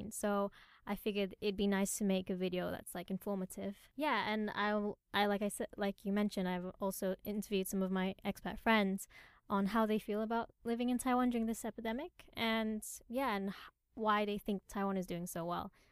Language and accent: English; Portugal; born there; I was born in Portugal and um, growing up in different you know, multi cultures, it's really shaped the person that I am today as well.